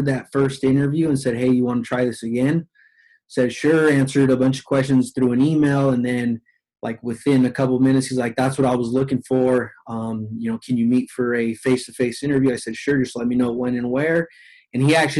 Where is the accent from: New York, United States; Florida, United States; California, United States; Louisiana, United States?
California, United States; Los Angeles; I get to work for the Dodgers, my hometown team